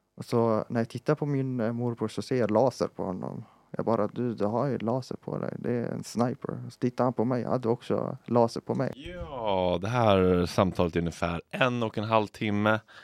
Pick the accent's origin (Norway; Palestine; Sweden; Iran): Palestine; moved away; vi som palestinier